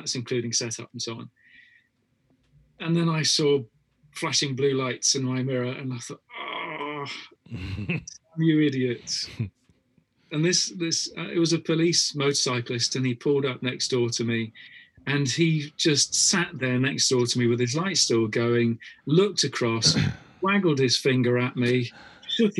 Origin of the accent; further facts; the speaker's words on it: United Kingdom; I was brought up on this as a kid when we were back in the UK.